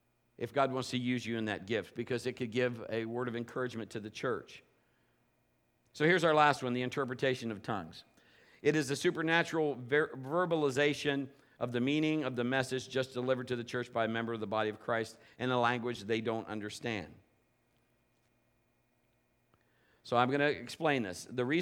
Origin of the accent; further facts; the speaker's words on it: England, United Kingdom; but it's in English, because obviously I'm English.